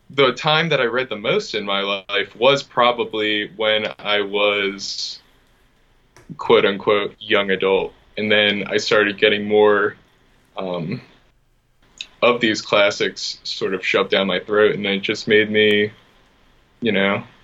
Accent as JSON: {"language": "English", "town": "Philadelphia", "region": "Pennsylvania", "country": "United States", "tie": "born or raised there", "said": "Uh, in Philadelphia."}